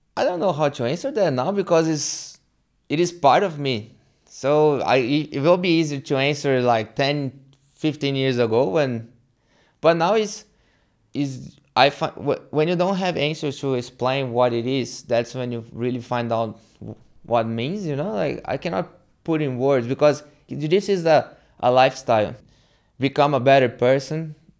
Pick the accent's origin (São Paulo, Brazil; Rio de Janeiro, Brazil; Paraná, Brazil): São Paulo, Brazil; moved away as an adult; now in Townsville, Australia; I'm from Brazil, São Paulo. And, yeah, I came to Australia when I was twenty-eight